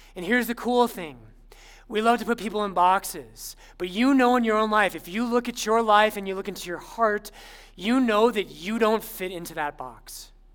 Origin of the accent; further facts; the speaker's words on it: Littleton, Colorado, United States; I'm actually I'm from Littleton, but everyone thought I was from Boulder